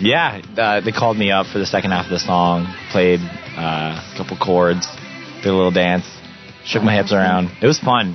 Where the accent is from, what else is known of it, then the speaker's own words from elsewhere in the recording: Russell, Ontario, Canada; moved away; my hometown uh, in Rus- Russell, Ontario